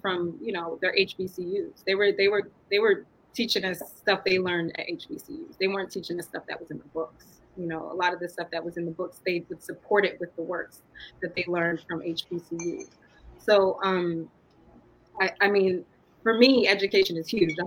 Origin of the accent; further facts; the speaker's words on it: Atlanta, Georgia, United States; moved away as an adult; now in New York, United States; So I come from Atlanta and went to all black schools, most of my grade school. I hopped from New York to here, but I was mainly rooted there.